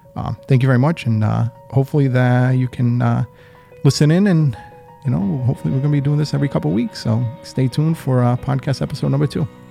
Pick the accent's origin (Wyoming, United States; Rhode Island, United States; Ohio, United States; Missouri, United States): Rhode Island, United States; moved away as an adult; also born or lived in Western Massachusetts; now in Holyoke, United States; I was born and raised in Rhode Island.